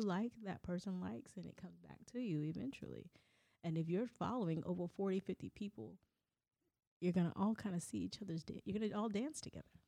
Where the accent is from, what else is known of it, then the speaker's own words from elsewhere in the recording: Southern California, United States; we grew up in Southern California